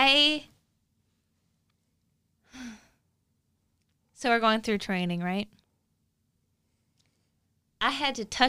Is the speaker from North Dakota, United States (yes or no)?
yes; Mandan, North Dakota, United States; I was from Mandan